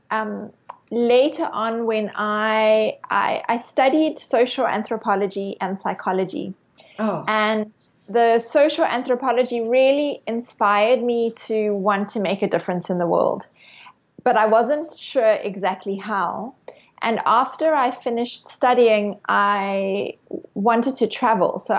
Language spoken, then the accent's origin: English; Cape Town, Western Cape, South Africa; I I grew up in Cape Town, South Africa, and when I was 18 years old, I did my first yoga class.